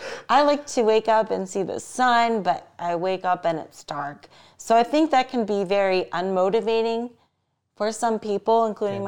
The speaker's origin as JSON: {"language": "English", "region": "Ohio", "country": "United States", "tie": "born or raised there", "moved": "yes", "lives_now": "Las Vegas, United States", "said": "my home state of Ohio"}